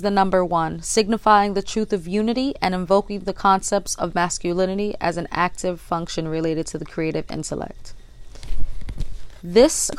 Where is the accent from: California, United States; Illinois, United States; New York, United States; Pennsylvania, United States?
New York, United States; New York City; I am from the Bronx, New York, the boogie down.